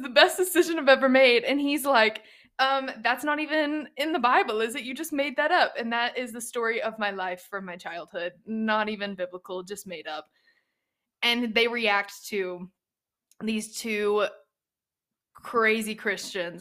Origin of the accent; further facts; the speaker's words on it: East Texas, United States; I am from the South. I'm from East Texas. I grew up in a very, mm, not strict Baptist church